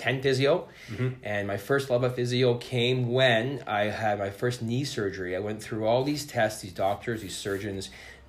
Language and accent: English; Ontario, Canada; I moved here from Ontario, from near London, Ontario, about an hour and a half outside of Toronto.